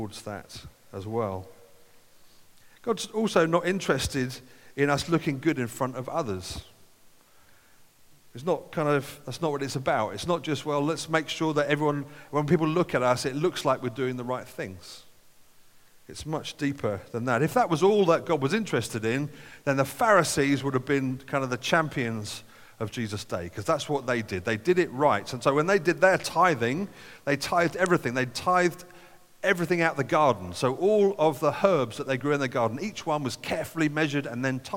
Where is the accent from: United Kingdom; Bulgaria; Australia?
United Kingdom; as British people